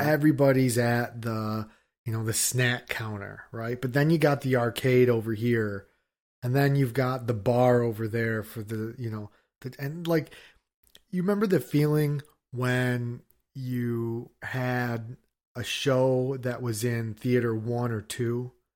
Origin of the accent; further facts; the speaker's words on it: United States; I'm an American